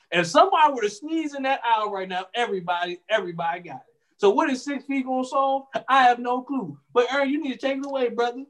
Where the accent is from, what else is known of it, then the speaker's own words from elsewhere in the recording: United States; us as American people